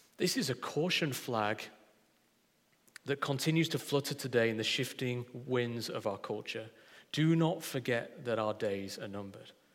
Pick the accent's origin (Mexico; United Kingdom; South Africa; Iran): United Kingdom; Yorkshire and the Humber; I'm a Yorkshireman through and through